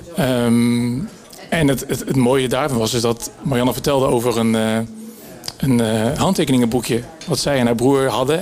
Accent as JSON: {"language": "Dutch", "country": "Netherlands", "said": "als Nederlanders"}